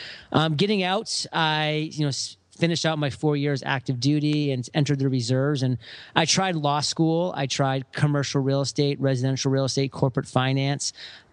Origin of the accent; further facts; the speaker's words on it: Maine, United States; in my home state of Maine